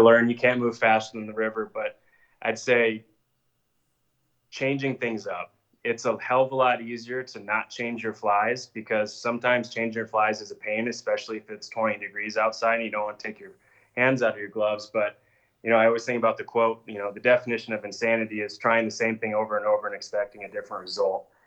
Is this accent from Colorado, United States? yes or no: yes; Evergreen, Colorado, United States; growing up in Evergreen, we both did